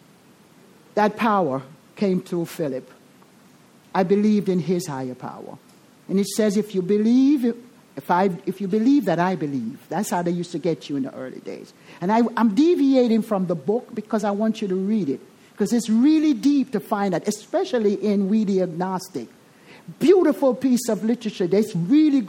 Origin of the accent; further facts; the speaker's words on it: Jamaica; accent: Jamaican; I'm Jamaican